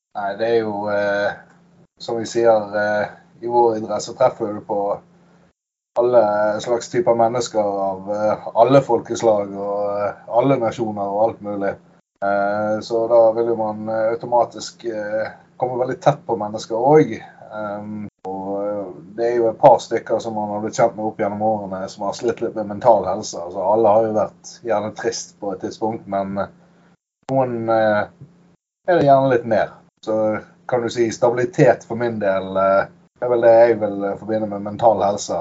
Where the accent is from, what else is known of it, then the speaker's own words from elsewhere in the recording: Bergen, Vestland, Norway; Jeg er jo bergenser